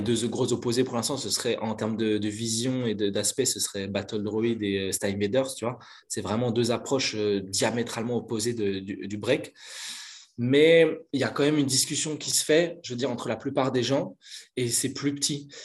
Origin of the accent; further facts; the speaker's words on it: Belgium; Je suis originaire de Belgique, je suis pas loin de, pas loin de Bruxelles, je dirais 20 minutes de Bruxelles.